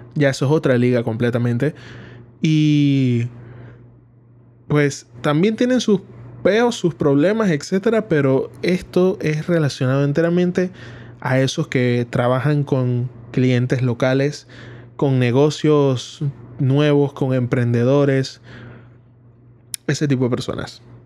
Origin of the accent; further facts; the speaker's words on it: Panama; aquí en Panamá, que es donde es mi país